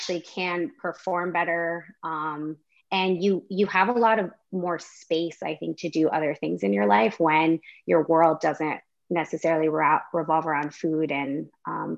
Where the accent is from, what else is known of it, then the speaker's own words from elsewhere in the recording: Canada; also born or lived in Washington, D.C., United States; I am Canadian, but I did live in the States for 3 years in Washington, D.C.